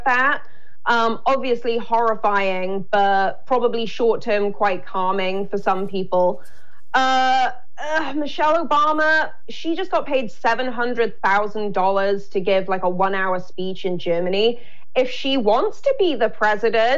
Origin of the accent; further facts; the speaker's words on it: United Kingdom; moved away; also born or lived in Los Angeles; as a Brit